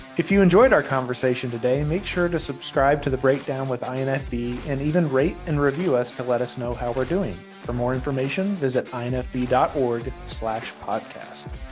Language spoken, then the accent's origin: English; Indiana, United States; I'm also from Indiana